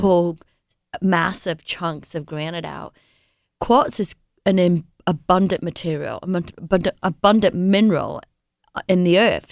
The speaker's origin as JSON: {"language": "English", "region": "England", "country": "United Kingdom", "tie": "born or raised there", "moved": "yes", "said": "I was born and raised in England"}